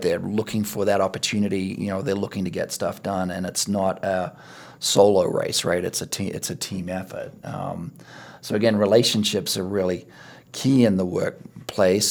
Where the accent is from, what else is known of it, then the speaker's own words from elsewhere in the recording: Australia; moved away; I played rugby and cricket, you know, growing up in Australia